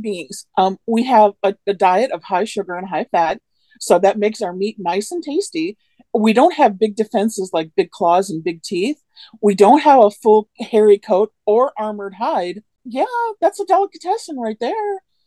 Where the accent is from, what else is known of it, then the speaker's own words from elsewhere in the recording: Manistee National Forest, Michigan, United States; the Manistee National Forest. That's where I live. That's my hometown